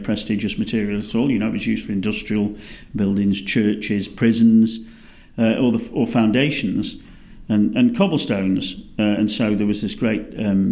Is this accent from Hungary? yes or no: no; United Kingdom; moved away as an adult; now in Melbourne, Australia; as a British person